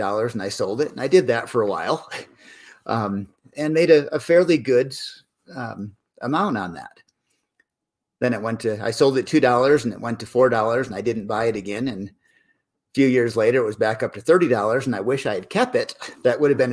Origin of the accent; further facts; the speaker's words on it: Corning, New York, United States; I grew up in Corning, New York